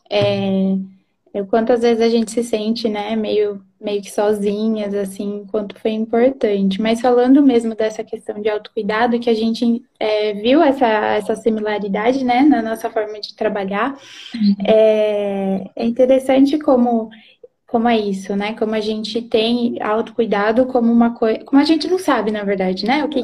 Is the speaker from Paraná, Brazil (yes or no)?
yes; Londrina, Paraná, Brazil; moved away as an adult; now in Presidente Prudente, Brazil; moro em. sou de Londrina, né? Mas estou morando em Prudente agora.